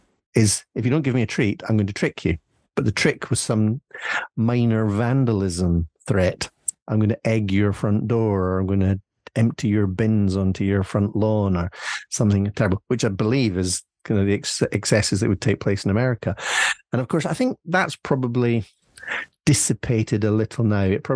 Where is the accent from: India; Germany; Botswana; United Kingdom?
United Kingdom; Scotland; we in Scotland